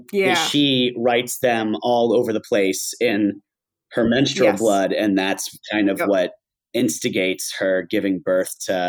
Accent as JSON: {"language": "English", "region": "Pennsylvania", "country": "United States", "said": "I'm from Pennsylvania"}